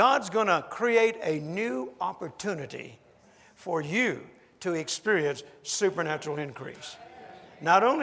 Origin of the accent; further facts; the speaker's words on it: United States; I'm an American